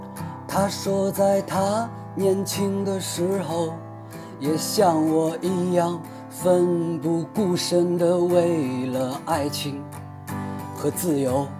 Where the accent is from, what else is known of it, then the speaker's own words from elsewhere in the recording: Taiyuan, Shanxi, China; 我们的家乡山西太原